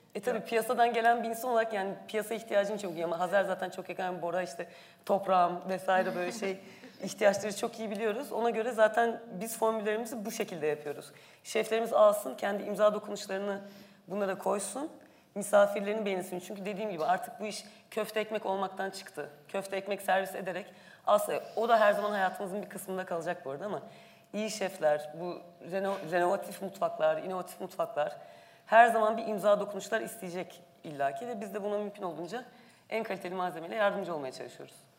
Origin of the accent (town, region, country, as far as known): Ankara, Turkey